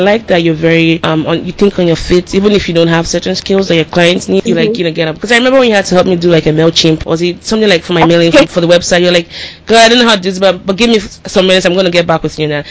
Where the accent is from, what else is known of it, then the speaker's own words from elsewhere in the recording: Nigeria; moved away; growing up in Nigeria